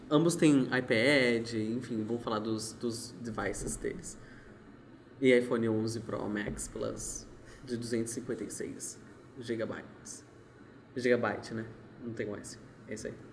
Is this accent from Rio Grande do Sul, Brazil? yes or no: no; São Paulo, Brazil; moved away as an adult; now in Araraquara, Brazil; eu sou de São Paulo, tá?